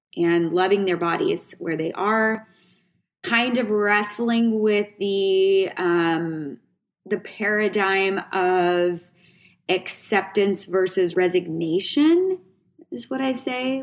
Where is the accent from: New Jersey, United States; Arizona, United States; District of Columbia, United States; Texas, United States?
Texas, United States; Waco; also born or lived in New Mexico; I moved here from New Mexico's my dad got a job opportunity, moved here from New Mexico where we really didn't have a lot of money not a lot of opportunity. And my dad kind of saw ahead and we moved here to Waco, Texas.